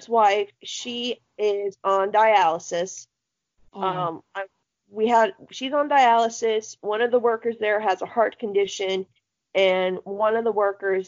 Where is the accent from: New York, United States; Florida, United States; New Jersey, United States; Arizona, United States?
Florida, United States; I love my home state of orange juice